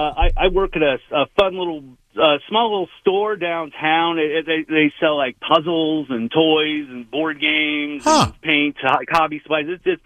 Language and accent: English; Pittsburgh, Pennsylvania, United States; also born or lived in Central Ohio; where I'm actually from Pittsburgh